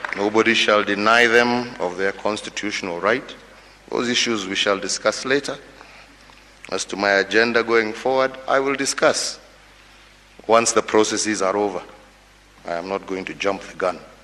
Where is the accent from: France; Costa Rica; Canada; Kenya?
Kenya; I, as a Kenyan